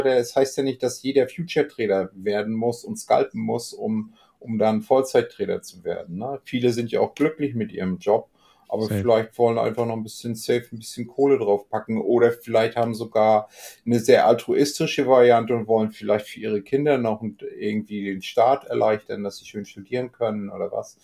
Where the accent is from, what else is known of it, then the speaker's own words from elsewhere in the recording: Germany; hier bei uns in Deutschland